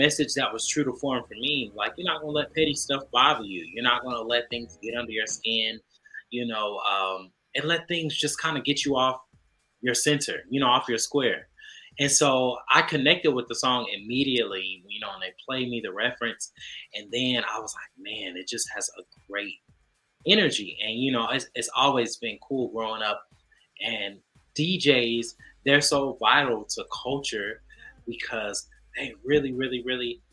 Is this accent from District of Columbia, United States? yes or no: no; Charlotte, North Carolina, United States; I'm from Charlotte, so I grew up a super Southern, you know, talkative guy.